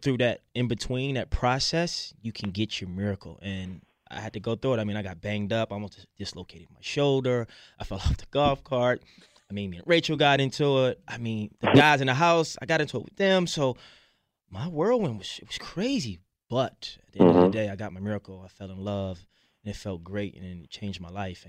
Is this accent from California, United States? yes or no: no; Baltimore, Maryland, United States; growing up in Baltimore City